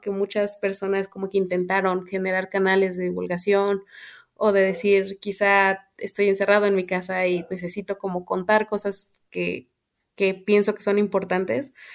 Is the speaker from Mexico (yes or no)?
yes; Querétaro, Mexico; moved away as an adult; also born or lived in Mexico City; soy de Querétaro y estudié, estuve estudiando en la Ciudad de México